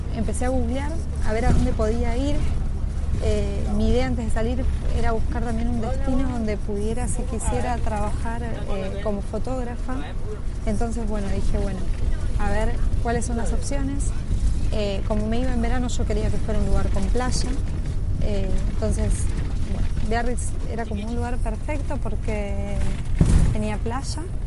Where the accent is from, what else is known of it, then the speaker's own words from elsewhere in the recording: Argentina; cómo somos los argentinos.